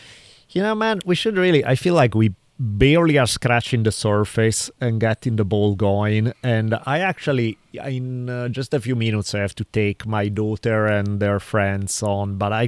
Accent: Italy; moved away; growing up in Italy

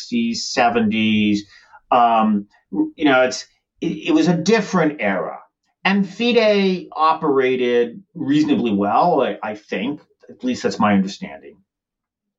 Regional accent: United States; as an American

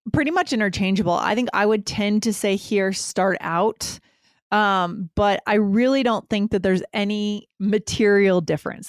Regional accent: closer to Boston, Northeast, United States; I'm from the Northeast. closer to Boston, the East Coast

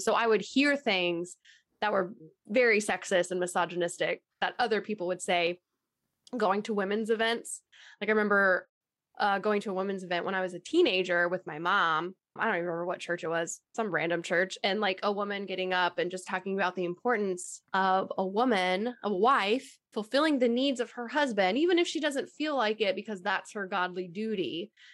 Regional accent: Texas, United States; I'm originally from Texas and born and raised

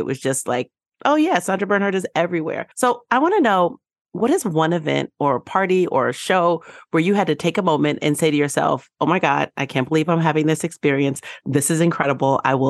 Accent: New York City, New York, United States; I grew up in New York reading the Village Voice

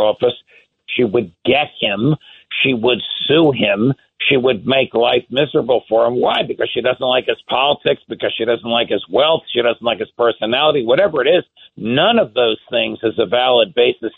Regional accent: New Jersey, United States; I'm a New Jersey guy

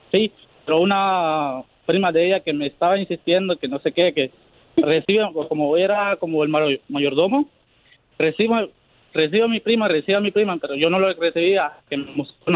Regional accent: Dallas, Texas, United States; yo soy de Dallas.

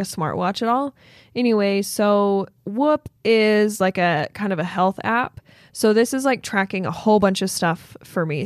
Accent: Logan, Utah, United States; born or raised there

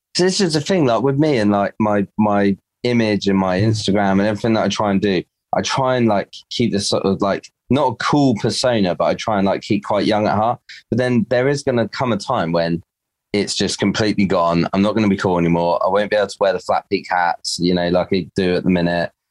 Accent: Dorset, South West England, United Kingdom; I'm Dorset, born and bred.

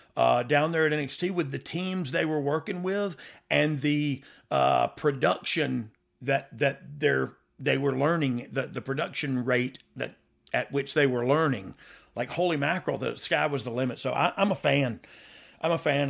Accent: the South, United States; I'm from the South, but, like, not really

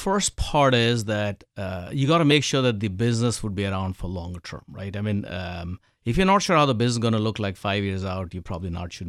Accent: India; So I think, first of all, I was born in India, grew up in India.

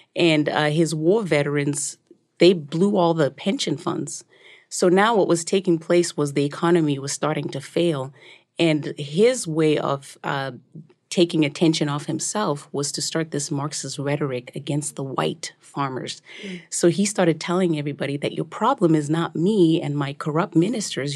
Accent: Zimbabwe; So when I was growing up in Zimbabwe

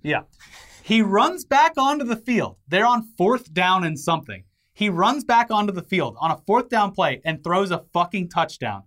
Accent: United States; I was born here

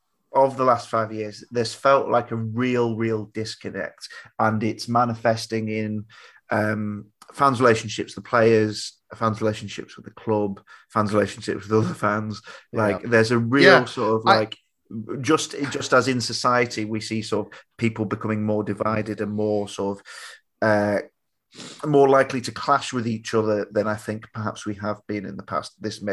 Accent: South West England, United Kingdom; born there; I was born in Cornwall.

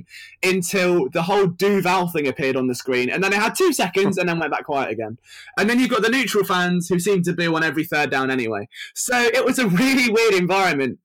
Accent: United Kingdom; I'm British

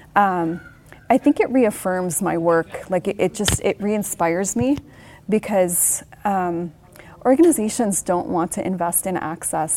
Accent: Lebanon; moved away; 10 year old me was growing up in the Lebanese Civil War

